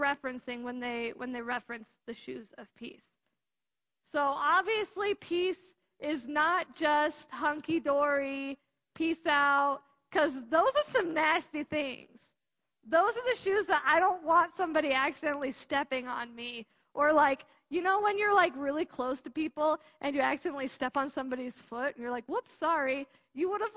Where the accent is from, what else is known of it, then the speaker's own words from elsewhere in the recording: United States; I'm an American